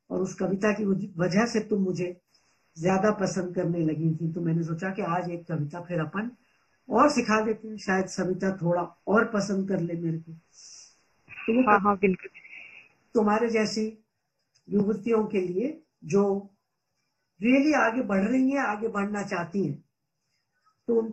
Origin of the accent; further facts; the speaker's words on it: Punjab, India; मैं 1946 में पंजाब में पैदा हुई और करोड़ों बच्चों के जैसे गांवों के स्कूल में गई